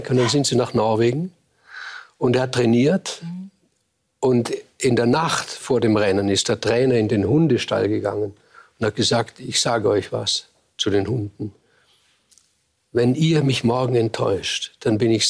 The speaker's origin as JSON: {"language": "German", "region": "Vorarlberg", "country": "Austria", "said": "als Vorarlberger ist man ein hölzernes Eisen. Man ist ein, ein protestantischer Katholik von der, ganz, von der ganzen Voraussetzung her. Und man hat diese protestantische Arbeitsethik."}